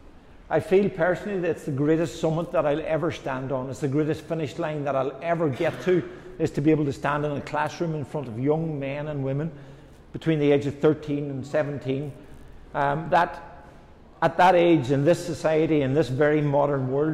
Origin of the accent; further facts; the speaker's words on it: Ireland; accent: Irish; I'm Irish